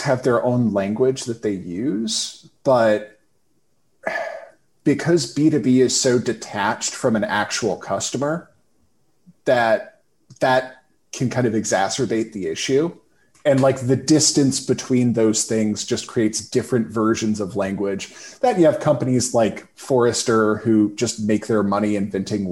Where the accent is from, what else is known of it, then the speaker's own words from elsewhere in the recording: Winston-Salem, North Carolina, United States; also born or lived in New York; I grew up in Winston-Salem